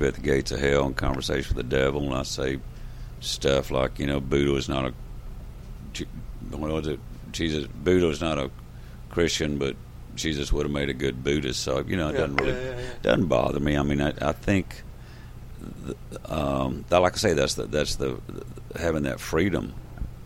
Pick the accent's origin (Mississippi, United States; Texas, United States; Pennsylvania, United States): Texas, United States; we're from Texas, we write our own songs down here